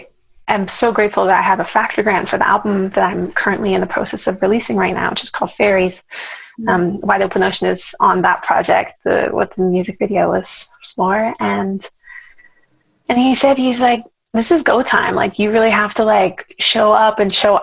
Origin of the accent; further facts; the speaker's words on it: Vancouver, British Columbia, Canada; moved away as an adult; also born or lived in Toronto, Canada; now in Los Angeles, United States; I'm from Vancouver, Canada, originally